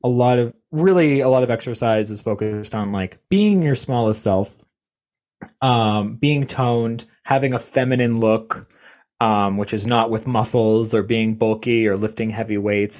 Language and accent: English; Canada; I'm Canadian.